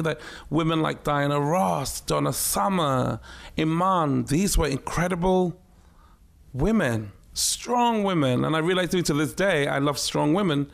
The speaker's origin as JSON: {"language": "English", "country": "Ghana", "tie": "born or raised there", "also_born_or_lived": "Takoradi / Accra / Tema", "said": "It was a very surreal life growing up in Ghana, but on a military base"}